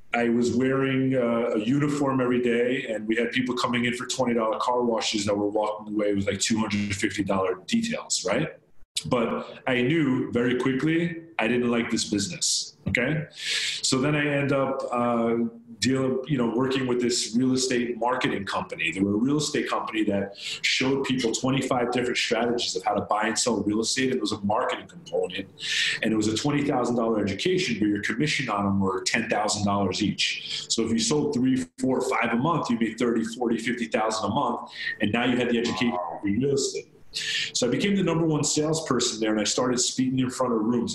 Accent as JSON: {"language": "English", "area": "Long Island", "region": "New York", "country": "United States", "tie": "born or raised there", "said": "I grew up in Long Island"}